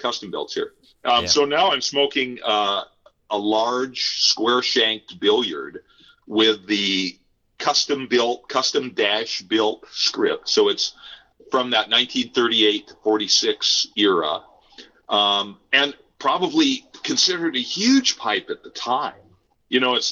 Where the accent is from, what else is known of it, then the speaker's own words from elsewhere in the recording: Nebraska, United States; moved away; I am also from Nebraska originally.